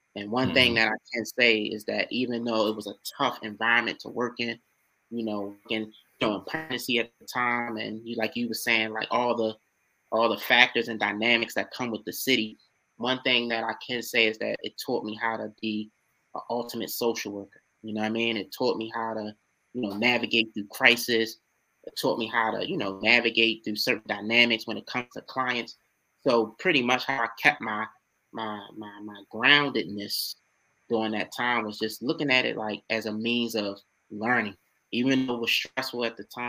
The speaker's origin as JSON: {"language": "English", "town": "Baltimore", "region": "Maryland", "country": "United States", "tie": "born or raised there", "said": "growing up in East Baltimore"}